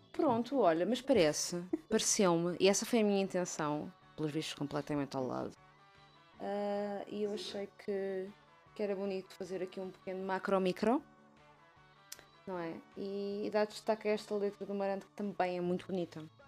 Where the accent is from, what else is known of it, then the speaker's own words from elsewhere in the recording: Margem Sul, Lisbon, Portugal; moved away; continuo a ter muito amor e carinho pela terra onde cresci